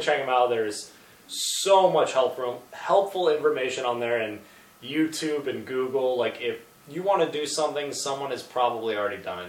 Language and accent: English; New York, United States; I'm from New York